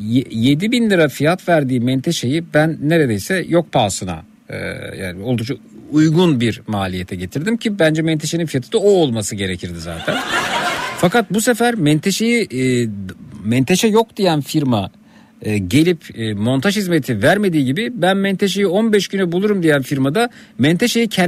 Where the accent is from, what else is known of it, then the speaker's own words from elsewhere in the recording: Turkey; bir Türk olarak Almanya'ya gidip orada bir otomobil satın aldığımda